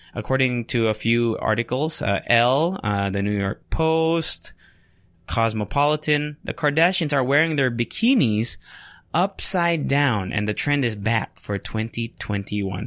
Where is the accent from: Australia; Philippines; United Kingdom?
Philippines